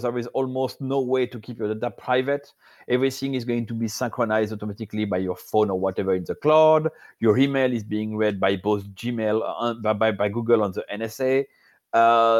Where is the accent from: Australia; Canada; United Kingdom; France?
France; accent: French; English is a second language; I'm French, so you're going to have to suffer my accent